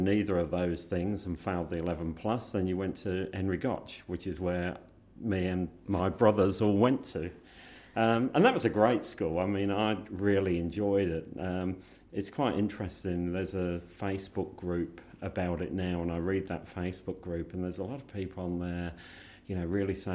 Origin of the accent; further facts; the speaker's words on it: Burton Latimer, East Midlands, United Kingdom; moved away as an adult; now in Australia; So they brought their family up in this town called Burton Latimer.